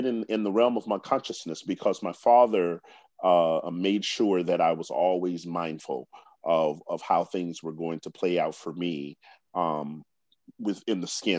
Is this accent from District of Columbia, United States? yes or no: yes; Washington, District of Columbia, United States; I grew up here in Washington, D.C., or in the region.